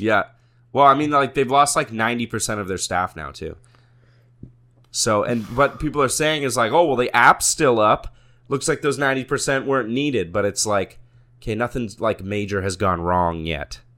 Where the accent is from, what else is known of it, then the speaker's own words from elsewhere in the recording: Canada; as a Canadian